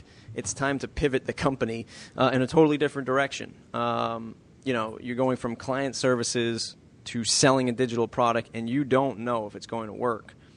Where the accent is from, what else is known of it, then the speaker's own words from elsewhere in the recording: Boston, Massachusetts, United States; I am from Boston